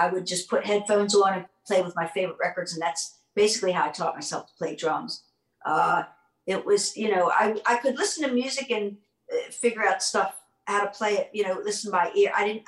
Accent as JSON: {"language": "English", "town": "Baltimore", "region": "Maryland", "country": "United States", "tie": "born or raised there", "said": "Yeah, I grew up in Baltimore."}